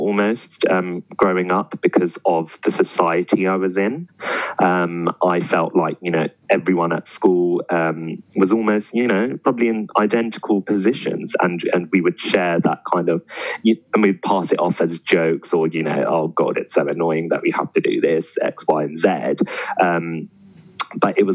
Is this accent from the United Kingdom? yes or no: yes; London, United Kingdom; I grew up in Southall, which was predominantly Asian